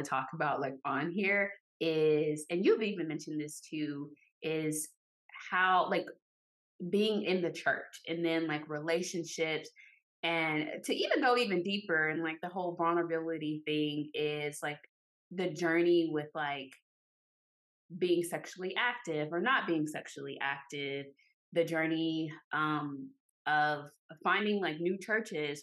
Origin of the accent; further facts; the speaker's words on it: Arkansas, United States; moved away; I'm originally from Arkansas